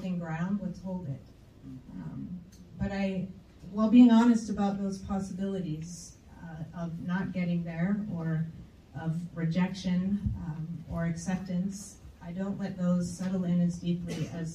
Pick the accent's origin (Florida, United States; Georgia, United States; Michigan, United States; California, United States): Michigan, United States; outside Detroit; I grew up outside of Detroit